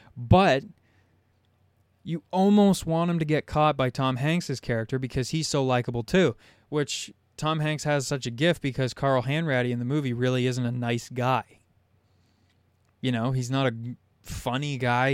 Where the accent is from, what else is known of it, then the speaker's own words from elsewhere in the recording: Southern Ontario, Canada; I'm from Southern Ontario. There's no sharks where I live.